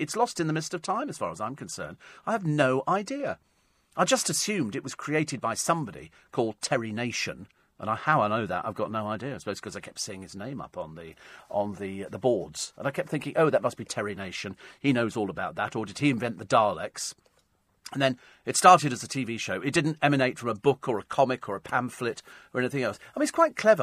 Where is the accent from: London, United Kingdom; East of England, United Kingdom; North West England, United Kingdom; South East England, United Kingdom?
London, United Kingdom